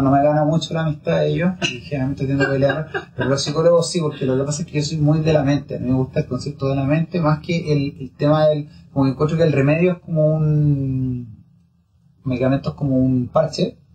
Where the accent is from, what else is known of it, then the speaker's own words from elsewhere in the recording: Chile; yo soy de familia italiana, entonces tenemos todo el tema como de que Italia, que pero básicamente somos chilenos